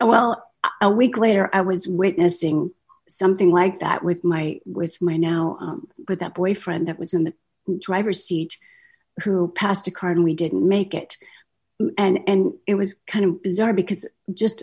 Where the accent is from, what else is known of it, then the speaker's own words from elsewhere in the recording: Kansas City, Missouri, United States; I'm from Kansas City, Missouri